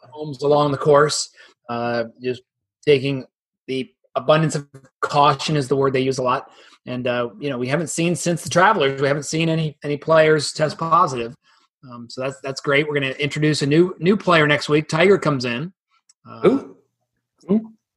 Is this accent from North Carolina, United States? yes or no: no; Dublin, Ohio, United States; here in my hometown in uh, Dublin, Ohio